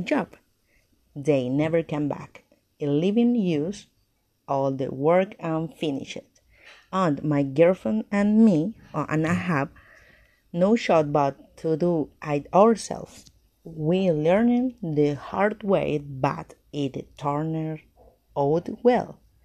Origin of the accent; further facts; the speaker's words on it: Monterrey, Nuevo León, Mexico; English is a second language; now in Juárez, Mexico; I was born in Monterrey, Nuevo León.